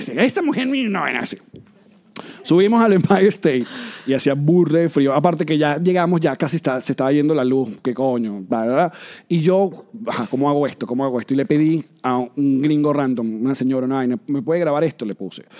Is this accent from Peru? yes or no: no; Venezuela; moved away; los venezolanos también andamos